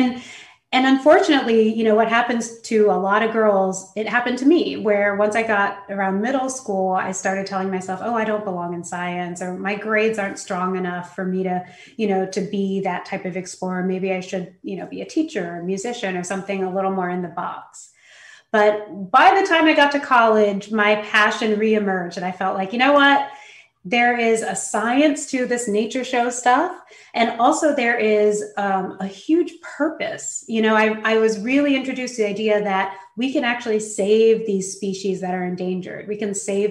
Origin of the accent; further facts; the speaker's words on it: San Francisco, California, United States; I was born in San Francisco. I always lived in big cities with my family